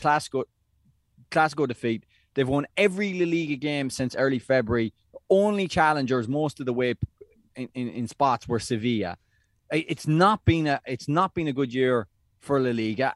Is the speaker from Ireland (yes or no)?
yes; Ireland; as Irish people